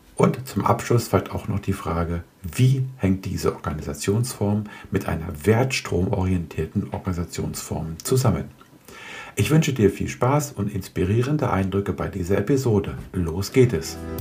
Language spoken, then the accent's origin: German; Göttingen, Lower Saxony, Germany; in meiner Heimat Göttingen